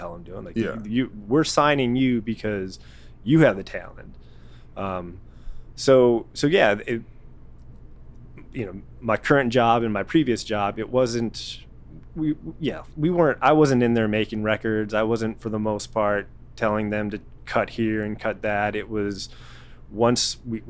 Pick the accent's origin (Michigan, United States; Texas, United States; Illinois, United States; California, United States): Illinois, United States; outside Chicago; I grew up outside Chicago